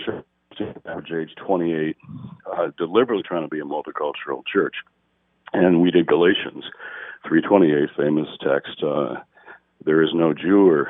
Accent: Detroit, Michigan, United States; I was in Detroit. I grew up in Detroit.

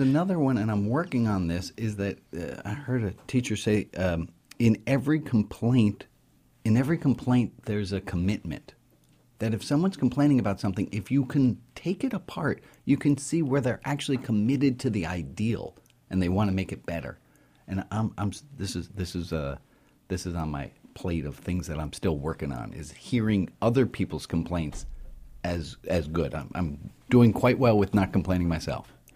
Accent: New York City, New York, United States; I grew up in New York City to a, a progressive, liberal Jewish family

